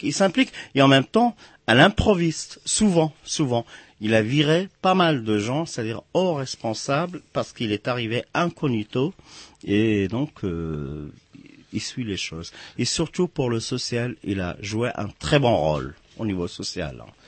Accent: Casablanca, Casablanca-Settat, Morocco; also born or lived in Atlas Mountains; now in France; je suis né à Casablanca et j'ai grandi

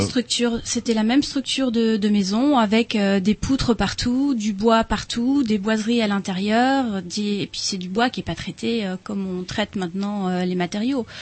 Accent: Rennes, Brittany, France; Moi, je suis rennaise.

